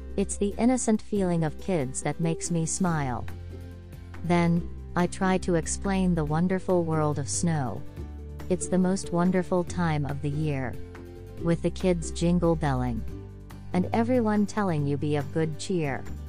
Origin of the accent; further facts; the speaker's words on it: Thailand; now in United States; My home country is Thailand